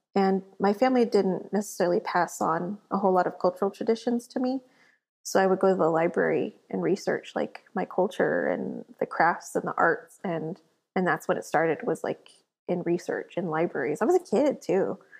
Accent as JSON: {"language": "English", "region": "South Texas", "country": "United States", "tie": "born or raised there", "said": "I grew up in South Texas"}